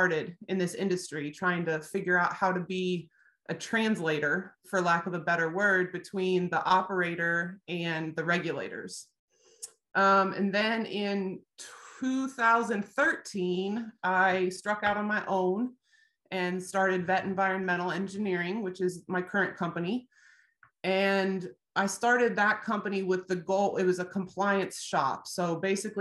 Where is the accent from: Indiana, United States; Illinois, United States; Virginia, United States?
Indiana, United States; I am born and raised in Indiana for the most part, Midwest girl